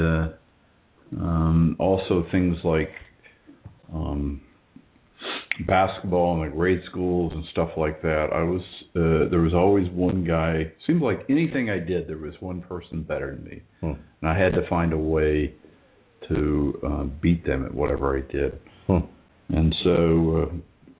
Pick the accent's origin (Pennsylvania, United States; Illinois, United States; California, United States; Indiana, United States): Indiana, United States; I grew up in Indiana